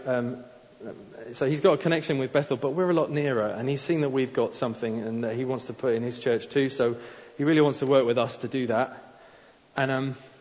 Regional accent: Faroe Islands; I'm from the Faroe Islands

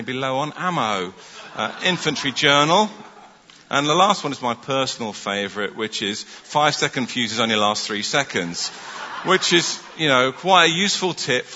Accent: London, United Kingdom; moved away as an adult; also born or lived in Stockport, Greater Manchester / Bramhall, South Manchester; I was born in North London, and in 1985 I went to Manchester to study medicine.

